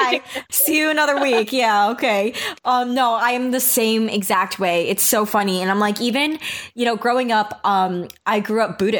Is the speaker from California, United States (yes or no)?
no; New York, United States; even not growing up in the Bible Belt area, but in New York even